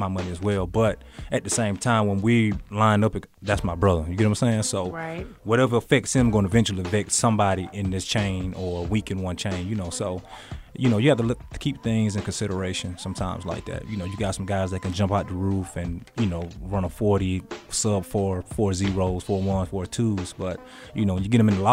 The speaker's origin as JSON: {"language": "English", "town": "Cairo", "region": "Georgia", "country": "United States", "said": "I'm from Cairo, Georgia"}